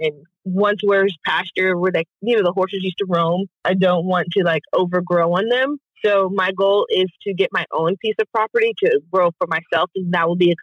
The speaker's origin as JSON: {"language": "English", "town": "Pearland", "region": "Texas", "country": "United States", "tie": "born or raised there", "lives_now": "Houston, United States", "said": "I'm from Pearland and I was raised off of Cullen."}